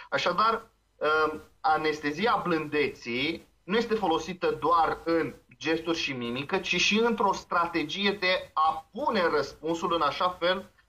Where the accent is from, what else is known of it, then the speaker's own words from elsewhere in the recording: Transylvania, Romania; now in Moldavia, Romania; Eu am venit din Ardeal în Moldova.